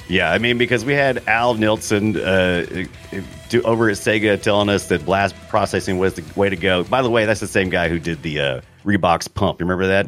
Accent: United States; I'm an American

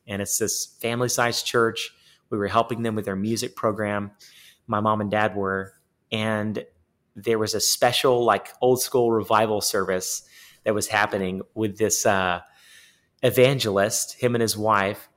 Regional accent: East Texas, United States; also born or lived in Baytown, Texas / Nashville, Tennessee; we grew up in East Texas

